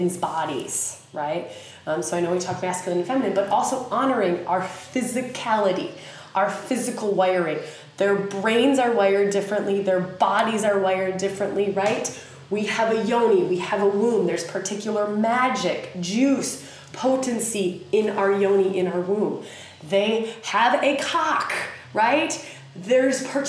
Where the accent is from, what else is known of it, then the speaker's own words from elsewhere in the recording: United States; accent: redneck; my sweet redneck accent